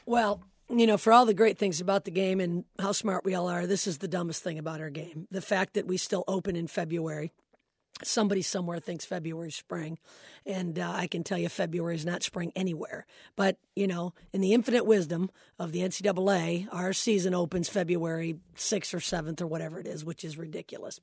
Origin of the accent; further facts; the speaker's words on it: Flint, Michigan, United States; I'm from Flint, Michigan. And, um, and our high school was good